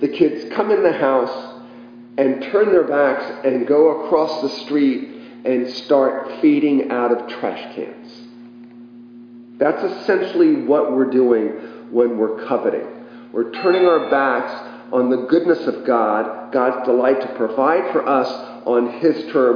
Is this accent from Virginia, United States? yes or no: yes; Richmond, Virginia, United States; I was a kid growing up in Richmond, Virginia